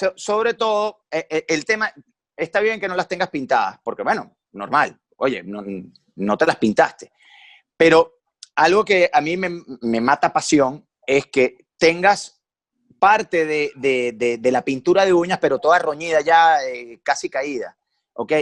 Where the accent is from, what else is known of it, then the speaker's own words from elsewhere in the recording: Valencia, Carabobo, Venezuela; moved away as an adult; now in Caracas, Venezuela; Yo, yo soy de Valencia, como ustedes ya dijeron, yo tengo 10 años radicado aquí en Caracas